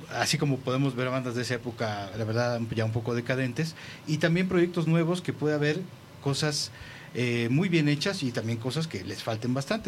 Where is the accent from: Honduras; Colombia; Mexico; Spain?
Mexico